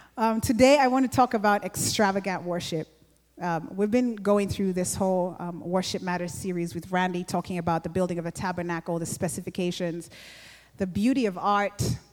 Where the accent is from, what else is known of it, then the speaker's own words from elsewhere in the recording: Uganda; I grew up in Uganda, and like we still have kingdoms for some of the tribes there